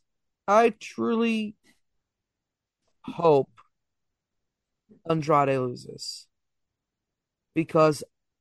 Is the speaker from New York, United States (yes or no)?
no; Delco, Philadelphia area, Pennsylvania, United States; it's my hometown area because I was in Delco, so it works. I'm a Delco baby